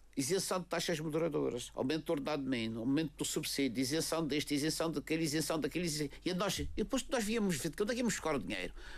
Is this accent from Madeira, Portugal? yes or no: yes; Madeira, Portugal; Nós madeirenses somos portugueses de pleno direito